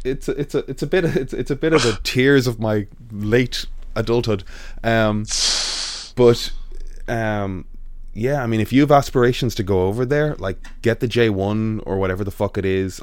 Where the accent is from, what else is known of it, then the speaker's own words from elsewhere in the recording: Dublin, Leinster, Ireland; I'm from Dublin